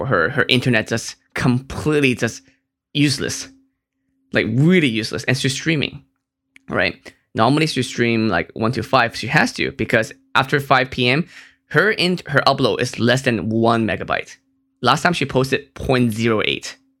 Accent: Hong Kong; Like, I'm from Hong Kong. Our internet is amazing.

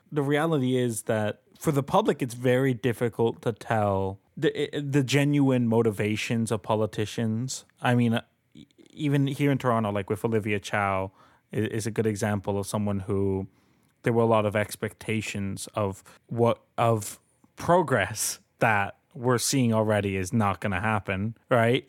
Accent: Colombia; now in Canada; I'm an immigrant. I, I'm a citizen, but I am an immigrant. Uh, I was born in Colombia.

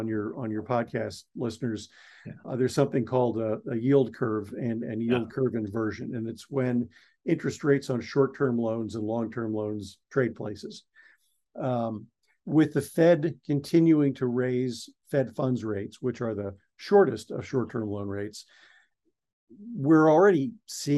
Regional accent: East Coast, United States; I grew up on the East Coast

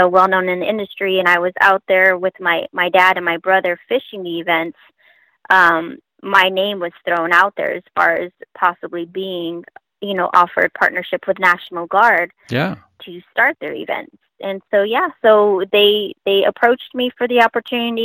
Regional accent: Long Beach, California, United States; We're born and raised in Long Beach, California

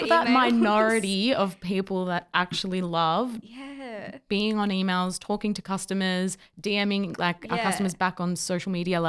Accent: Victoria, Australia; we're from Victoria, by the way. So we had the full-on lockdowns.

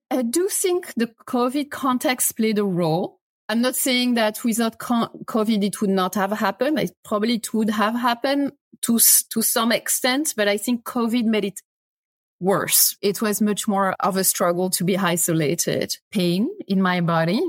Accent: France; English is a second language; moved away as an adult; now in United States; as you can guess from my, my accent, I'm not American, I'm French.

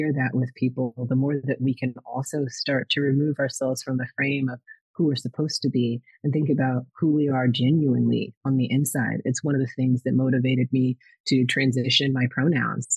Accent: Minneapolis, Minnesota, United States; I was born in Minnesota, in Minneapolis, Minnesota, where Prince became famous

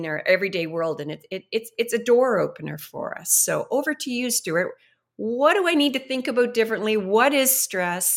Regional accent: Canada; as Canadians

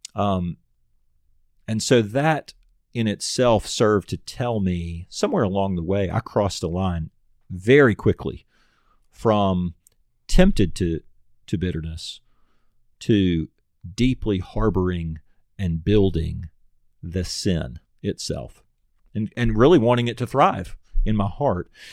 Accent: United States; as an American

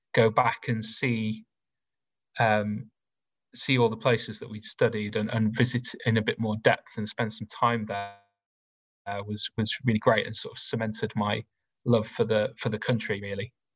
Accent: Rotherham, Yorkshire and the Humber, United Kingdom; I grew up in South Yorkshire. Uh, I went to a comprehensive school in Rotherham.

